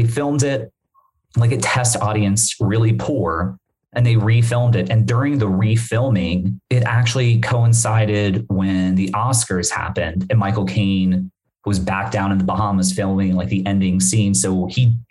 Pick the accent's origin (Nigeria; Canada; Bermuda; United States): Bermuda; moved away; I'm from Bermuda. I'm from the islands.